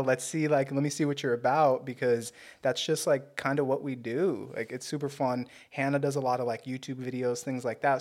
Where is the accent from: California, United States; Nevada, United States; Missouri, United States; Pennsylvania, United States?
California, United States; Torrance; I'm from Torrance